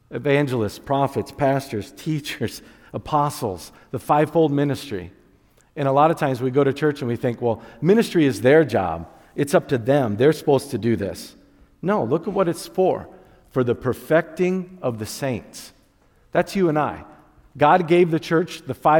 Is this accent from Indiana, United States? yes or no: yes; Wakarusa, Indiana, United States; I grew up in Wakarusa. We still say hi in Wakarusa